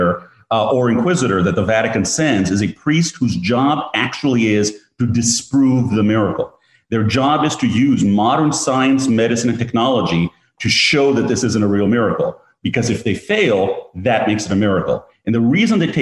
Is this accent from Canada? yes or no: no; Greece; moved away; I grew up in Greece